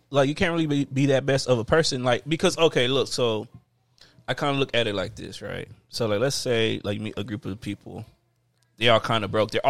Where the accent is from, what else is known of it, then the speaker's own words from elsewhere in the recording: New Orleans, Louisiana, United States; I'm from New Orleans, baby. Like, that's what we do.